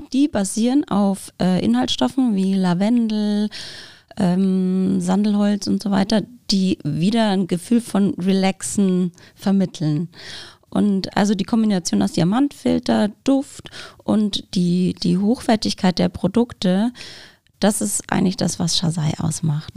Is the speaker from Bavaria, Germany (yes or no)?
yes; Bavaria, Germany; moved away; Ich komme ursprünglich aus Bayern, deswegen meine Eltern sind leider nicht hier in der, in der Gegend